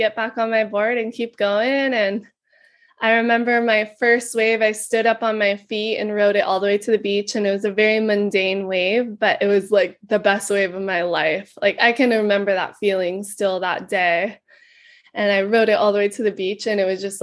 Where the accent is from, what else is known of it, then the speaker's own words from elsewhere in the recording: Kauai, Hawaii, United States; I was born and raised here in Kauai, Hawaii